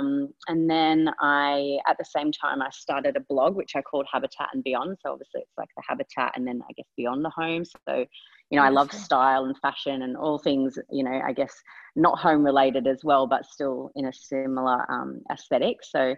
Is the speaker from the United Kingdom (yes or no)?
yes; England, United Kingdom; born there; I was born in England, I moved back there when I was 18